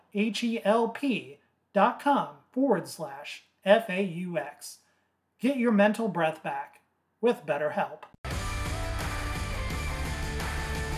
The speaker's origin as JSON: {"language": "English", "region": "Southern Illinois", "country": "United States", "said": "I'm from Southern Illinois"}